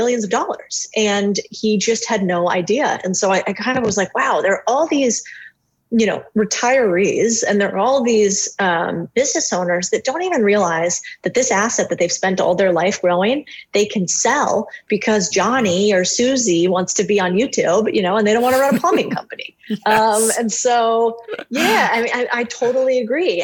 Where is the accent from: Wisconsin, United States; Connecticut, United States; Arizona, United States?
Arizona, United States; Phoenix; I grew up in Phoenix, Arizona.